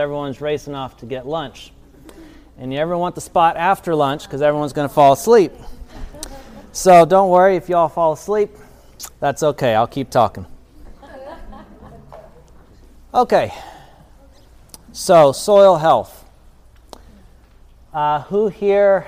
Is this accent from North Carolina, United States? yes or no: no; Tennessee, United States; I'm a farmer from Tennessee